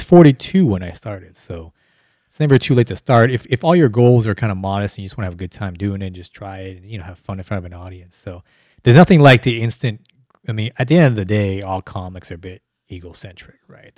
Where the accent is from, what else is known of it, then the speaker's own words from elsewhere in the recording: Calgary, Alberta, Canada; moved away as an adult; also born or lived in Vietnam; now in Houston, United States; moved okay. to Canada.